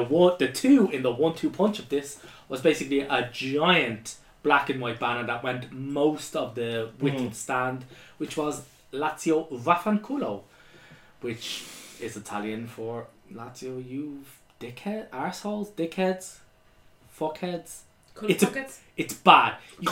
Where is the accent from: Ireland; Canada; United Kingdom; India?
Ireland; as Irish people